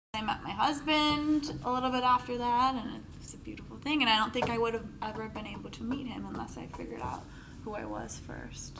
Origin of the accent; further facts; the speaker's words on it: Darien, Illinois, United States; grew up in Darien, Illinois.